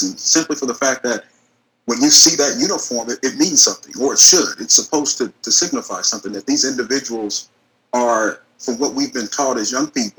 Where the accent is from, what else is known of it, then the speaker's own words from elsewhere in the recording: Wichita, Kansas, United States; also born or lived in Atlanta / Texas / Florida; now in Antioch, Tennessee, United States; I originally hail from Wichita, Kansas, born and raised.